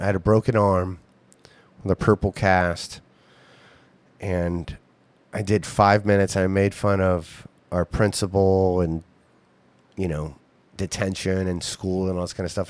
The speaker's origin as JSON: {"language": "English", "region": "Ohio", "country": "United States", "tie": "born or raised there", "said": "my hometown"}